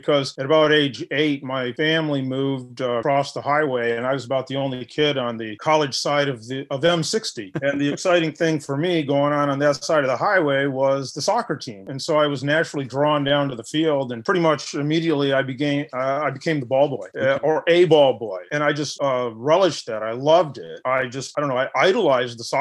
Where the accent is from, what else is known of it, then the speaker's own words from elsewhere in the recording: Spring Arbor, Michigan, United States; I grew up in Spring Arbor, Michigan.